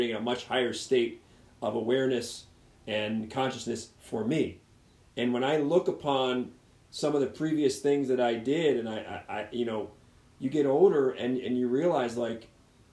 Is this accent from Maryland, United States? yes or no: yes; Baltimore, Maryland, United States; I grew up in Baltimore. Baltimore is one of the most violent